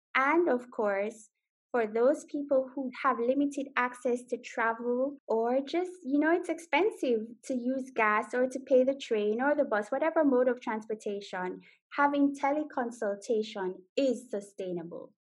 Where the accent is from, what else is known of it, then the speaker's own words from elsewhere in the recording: Jamaica; now in Netherlands; I am Jamaican, so wagwan. I live in the Netherlands